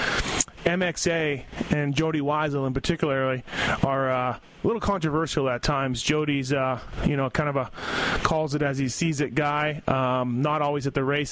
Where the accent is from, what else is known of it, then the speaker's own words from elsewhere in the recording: Canada; I'm Canadian